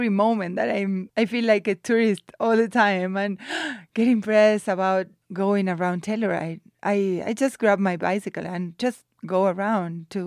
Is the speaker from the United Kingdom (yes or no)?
no; Buenos Aires, Argentina; So I grew up in Buenos Aires, that is a big city. My house there is very close to the river, Rio de la Plata.